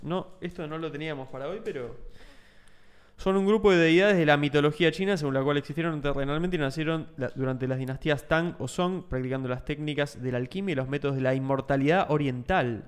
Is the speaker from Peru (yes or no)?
no; Argentina